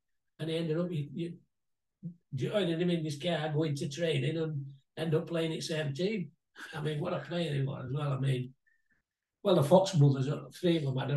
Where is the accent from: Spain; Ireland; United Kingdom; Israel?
United Kingdom; Featherstone, Yorkshire and the Humber; as a kid, I was brought up born and bred in Featherston lad